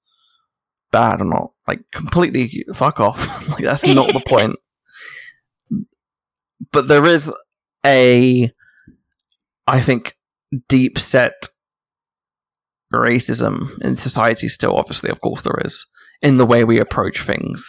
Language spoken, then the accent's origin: English; London, United Kingdom; I grew up in Hackney in Islington.